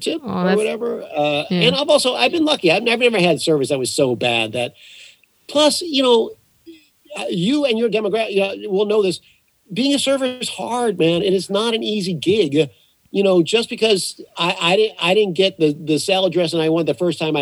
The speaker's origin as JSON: {"language": "English", "town": "New Orleans", "region": "Louisiana", "country": "United States", "tie": "born or raised there", "said": "I grew up in New Orleans"}